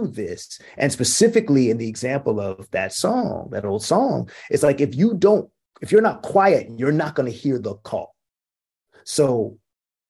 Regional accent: West Coast, United States; I'm from the West Coast

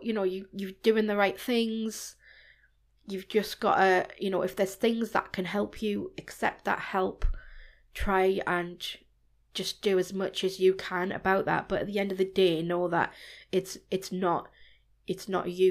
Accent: Newcastle upon Tyne, North East England, United Kingdom; also born or lived in Germany; I was born in Germany, Wow. And I travelled around before I settled back in Newcastle, where my parents are from. So I moved here since I was about four or five.

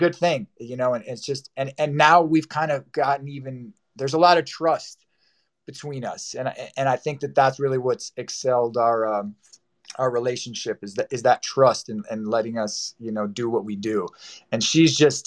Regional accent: New Jersey, United States; now in Los Angeles, United States; I'm from New Jersey, and I had gone home during like the COVID stuff to be with some family

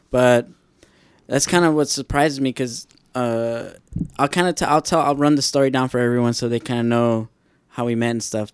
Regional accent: Lynwood, United States; where I grew up in Linwood

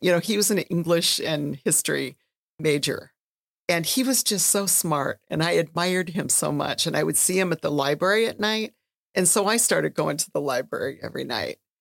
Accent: Red Lake, Minnesota, United States; I'm from Red Lake

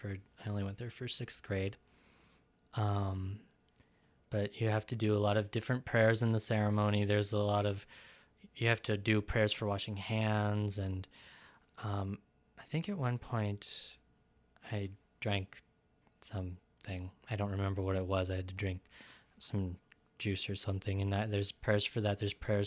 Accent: India; despite that I am from East India, I was adopted, so my family recently, about more than 5 years ago, converted to Judaism.

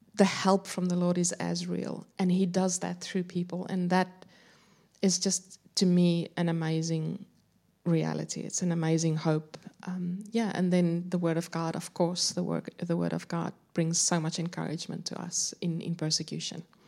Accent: South Africa; moved away as an adult; now in Adelaide, Australia; I grew up in South Africa, moved to Australia around ten years ago. I'm now living in Adelaide

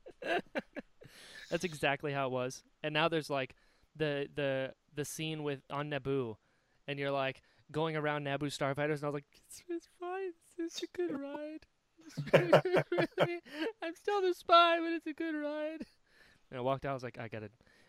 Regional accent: Naples, Florida, United States; also born or lived in North Carolina; I was born in North Carolina, but I was raised in Naples, Florida. So I moved down here when I was like 6

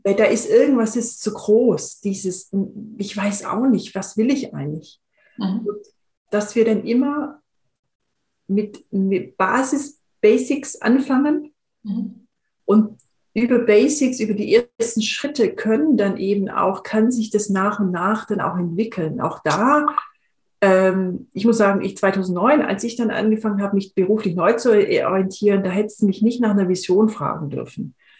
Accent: Swabia, Germany; ich bin in, in einem im Schwäbischen aufgewachsen

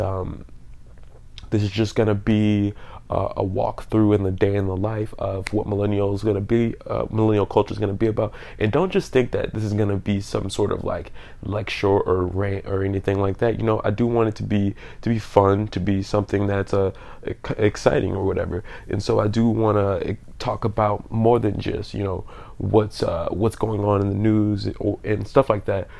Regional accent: New Orleans, Louisiana, United States; I'm from New Orleans, Louisiana

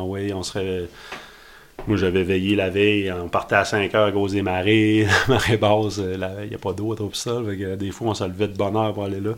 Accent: Trois-Pistoles, Quebec, Canada; en ayant grandi à trois pistoles, nous autres, c'était le death metal, puis tu sais, on n'était pas pantoute politisé.

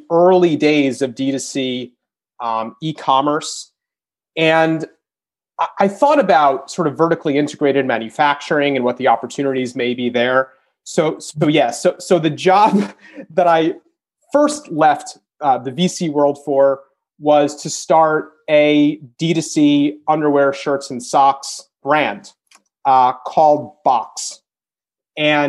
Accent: New York, United States; moved away; also born or lived in Michigan; I'm from New York originally

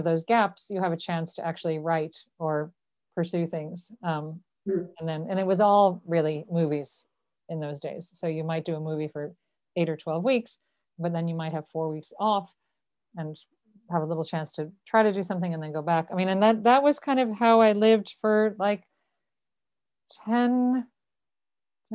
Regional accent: Dublin, Leinster, Ireland; moved away as an adult; also born or lived in New York / Los Angeles; I was born in Dublin and I grew up here

